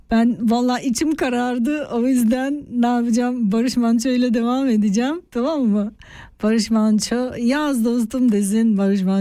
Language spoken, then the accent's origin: Turkish; Artvin, Turkey; Ben kendi aileme de anlatamıyorum. Yani biz Artvinliyiz. Artvin'de deprem yok. Yerimiz yurdumuz var.